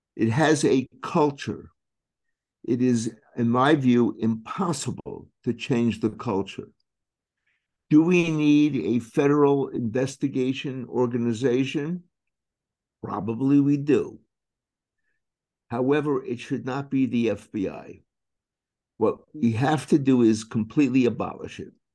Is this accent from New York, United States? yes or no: yes; New York City, New York, United States; I was born and raised in Brooklyn.